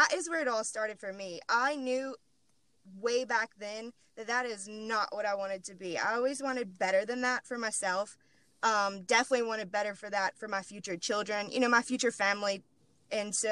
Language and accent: English; Moss Bluff, Louisiana, United States; moved away as an adult; also born or lived in Baton Rouge, Louisiana; I'm originally from Moss Bluff